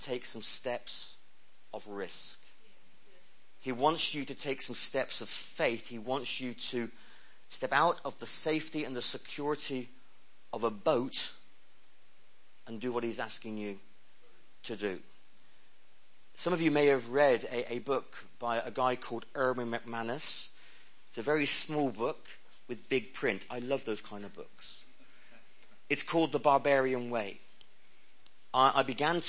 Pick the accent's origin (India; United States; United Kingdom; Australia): United Kingdom; Penryn, South West England; accent: West Country; giving my life to Jesus at the age of 5 in a small Sunday school classroom in St. Thomas's Street in Penryn in Cornwall